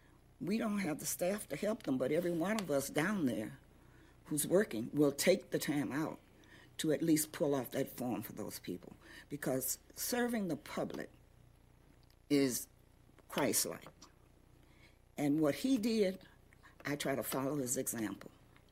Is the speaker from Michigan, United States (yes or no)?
yes; Detroit, Michigan, United States; also born or lived in Memphis; I was not born here. I was born in Memphis, Tennessee. However, I've been here since 1945. And so that sort of makes me a lifelong Detroiter.